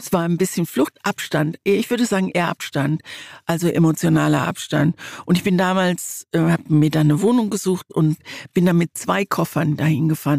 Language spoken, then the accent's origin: German; Mannheim, Baden-Württemberg, Germany; also born or lived in East Germany (GDR); wir sind damals 1953 aus der DDR geflohen und unser erster unser erster Ort war Mannheim. Da bin ich dann groß geworden und Mannheim ist wirklich auch ein Stück Heimat